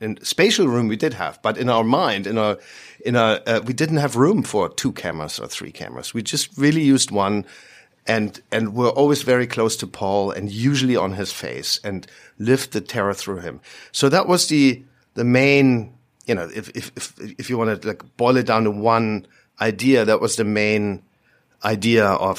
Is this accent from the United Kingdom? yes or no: no; Berlin, Germany; he's from London, I'm from Berlin.